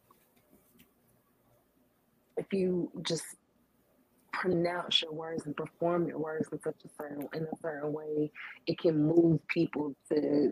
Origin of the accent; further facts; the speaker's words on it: Chattanooga, Tennessee, United States; now in Memphis, United States; I'm from Chattanooga, Tennessee, but I live here in Memphis.